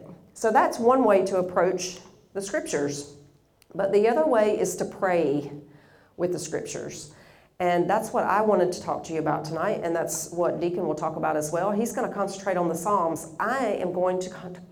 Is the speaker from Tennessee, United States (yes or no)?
yes; Tennessee, United States; I'm from Tennessee, which is kind of midway east in the USA. So I'm from the South.